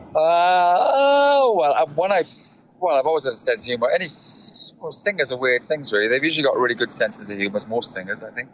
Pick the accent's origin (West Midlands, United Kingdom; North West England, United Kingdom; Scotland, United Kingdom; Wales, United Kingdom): Wales, United Kingdom; South; accent: Welsh; moved away as an adult; also born or lived in London; I'm from South Wales